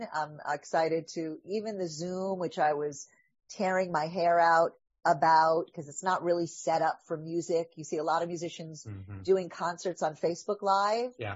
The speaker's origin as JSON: {"language": "English", "region": "New York", "country": "United States", "said": "I'm a Jew from New York"}